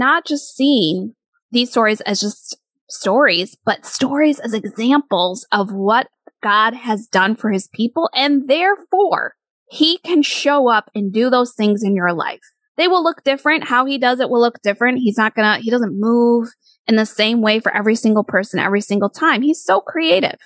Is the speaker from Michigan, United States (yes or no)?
yes; Michigan, United States; moved away as an adult; now in New York City, United States; I was raised in Michigan and grew up there